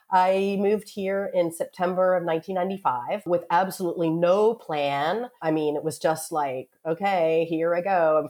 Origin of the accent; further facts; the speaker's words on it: Richmond, Virginia, United States; moved away as an adult; now in Paris, France; Yes, I actually grew up in Richmond, Virginia. My father was born in Philadelphia. My father's side of the family was always up in Philadelphia before they decided to go to the South. So yeah, Richmond, Virginia is where I'm from.